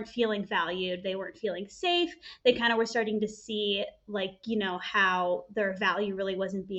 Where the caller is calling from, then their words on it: Los Angeles, California, United States; Calling from California, good old Los Angeles.